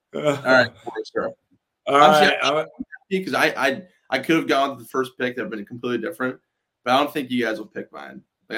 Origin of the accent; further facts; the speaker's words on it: Wisconsin, United States; also born or lived in Iowa; I grew up in Wisconsin.